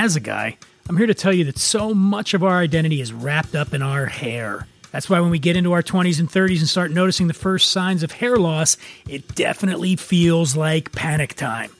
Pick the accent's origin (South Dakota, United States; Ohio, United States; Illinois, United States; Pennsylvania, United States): Pennsylvania, United States; Philadelphia; I hail from Philadelphia